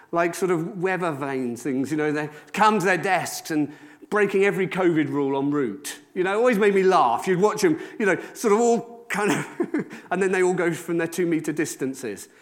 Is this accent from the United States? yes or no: no; Wales, United Kingdom; I'm from Rudvelin in Wales